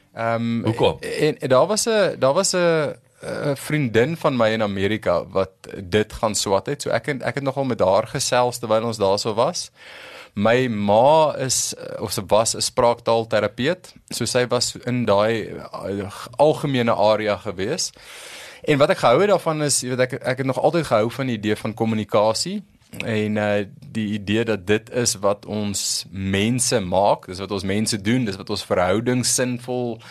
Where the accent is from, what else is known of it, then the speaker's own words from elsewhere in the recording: Pretoria, Gauteng, South Africa; groot geword in Waterkloof, eh, 'n uh, broer, 'n suster, so 'n regte Pretoria storie